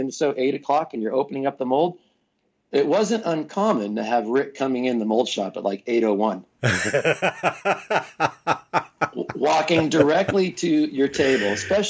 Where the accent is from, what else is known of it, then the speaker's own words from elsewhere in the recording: California, United States; Northern California.